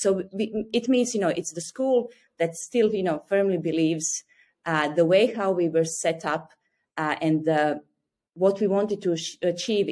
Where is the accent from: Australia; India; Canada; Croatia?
Croatia; English is a second language; moved away as an adult; now in Beijing, China; I'm originally from Croatia